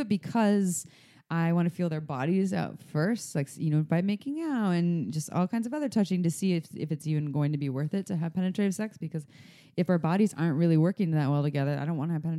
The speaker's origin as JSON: {"language": "English", "country": "United States", "said": "I'm the American"}